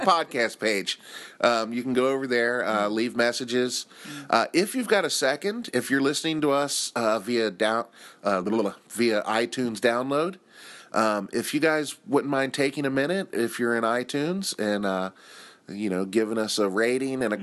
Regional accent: United States; moved away as an adult; now in Japan; as an American

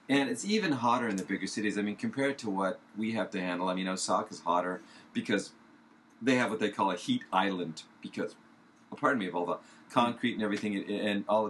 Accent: California, United States; moved away; I'm from California

